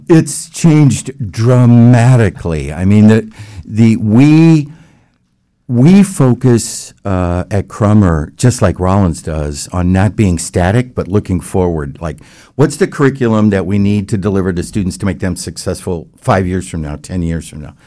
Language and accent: English; Palatine, Illinois, United States; moved away as an adult; also born or lived in Baton Rouge, Louisiana / Texas; now in Orlando, United States; I grew up in the Midwest in the Chicago area